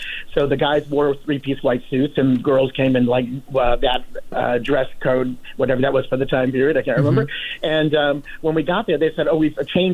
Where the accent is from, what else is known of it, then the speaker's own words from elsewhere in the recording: St. Louis, Missouri, United States; moved away; also born or lived in New York; they we're from St. Louis